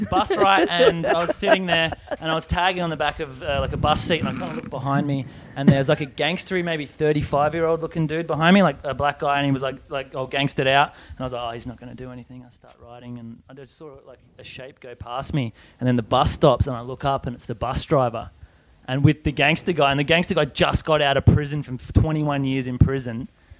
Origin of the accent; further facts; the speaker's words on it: Australia; also born or lived in Phoenix, Arizona; my tag was … because I was from Australia.